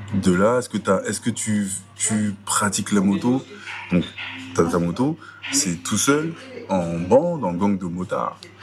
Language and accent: French; Sarcelles, Île-de-France, France; je suis né à Sarcelles en août 90